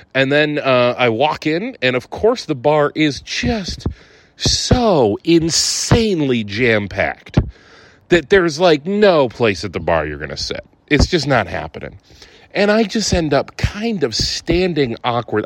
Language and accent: English; Ohio, United States; moved away; also born or lived in Sardinia; I'm from Ohio, man. I'm an Ohio guy